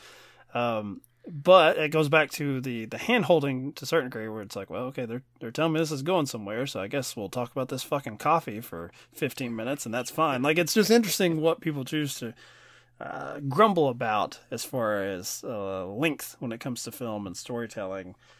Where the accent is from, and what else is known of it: Kentucky, United States; born or raised there